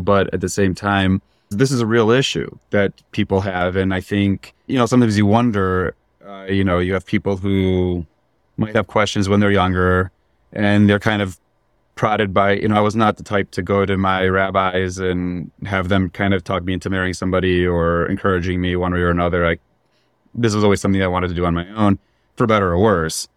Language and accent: English; Chicago, Illinois, United States; moved away as an adult; I grew up in Chicago